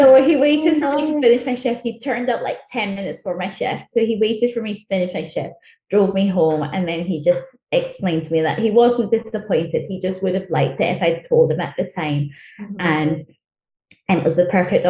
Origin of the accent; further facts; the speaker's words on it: Glasgow, Scotland, United Kingdom; first language Chichewa; English is a second language; also born or lived in Malawi / England; And then moved up to Scotland after my parents divorced. And I went to school in Glasgow